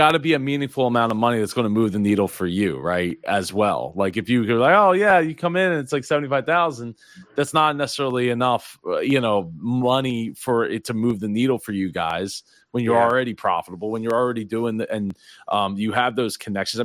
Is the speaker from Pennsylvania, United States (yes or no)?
yes; Philadelphia, Pennsylvania, United States; while I'm not from New York, I'm from the Philly area